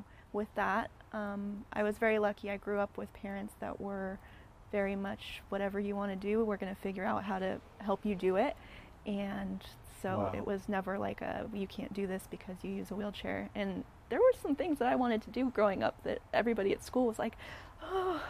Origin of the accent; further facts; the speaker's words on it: Thousand Oaks, California, United States; now in Santa Barbara, United States; I was born and raised in Thousand Oaks